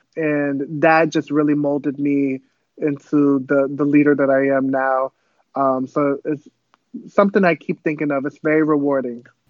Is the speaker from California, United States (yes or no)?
no; Pawtucket, Rhode Island, United States; first language Cape Verdean Creole; English is a second language; I was actually born in Rhode Island, um, which is up north. It's a very, very small place. I was born in Pawtucket.